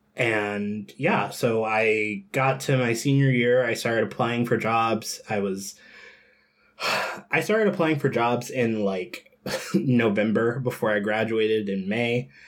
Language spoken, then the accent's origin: English; Georgia, United States; I grew up in Georgia, um, in a part of Georgia that is called the Bible Belt